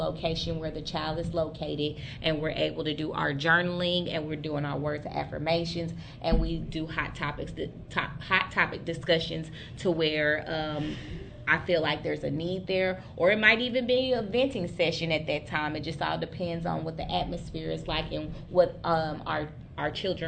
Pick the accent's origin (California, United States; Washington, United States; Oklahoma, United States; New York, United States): Oklahoma, United States; also born or lived in Lawrence, Kansas; I am Seminole from Oklahoma, part of the Ocheese tribe